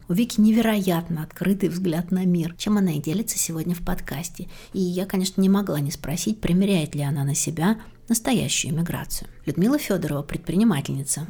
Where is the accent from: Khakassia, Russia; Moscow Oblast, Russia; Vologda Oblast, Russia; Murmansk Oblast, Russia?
Moscow Oblast, Russia; Klin; moved away as an adult; also born or lived in Tver; now in Moscow, Russia; Я переехала в Москву из подмосковного города Клин, где родилась, училась в школе